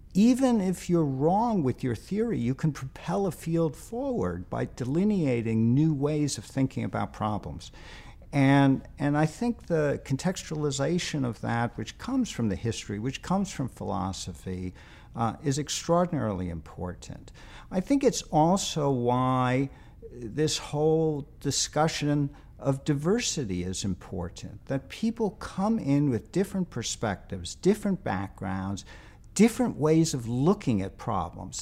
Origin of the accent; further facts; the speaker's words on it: New York City, New York, United States; moved away; I, I grew up in New York, as you may know, and, uh, lived in Queens